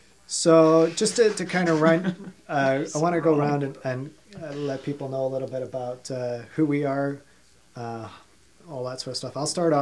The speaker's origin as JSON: {"language": "English", "country": "Ireland", "tie": "born or raised there", "also_born_or_lived": "Australia", "lives_now": "United States", "said": "Yeah, well, yeah, you can't place anything on my accent. Born in Australia, raised in Ireland, living in America."}